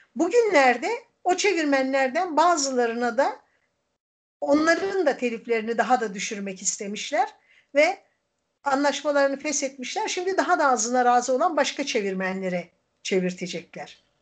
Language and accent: Turkish; Erzincan, Turkey; now in Izmir, Turkey; ben Erzincanlıyım ama tabii 40 yıldan fazladır İzmir'de yaşayınca ben, bu burası da artık benim memleketim.